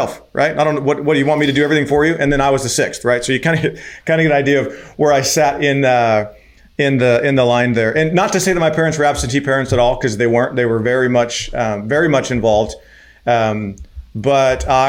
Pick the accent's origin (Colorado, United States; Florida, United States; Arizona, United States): Arizona, United States; also born or lived in Venezuela; born and raised in Arizona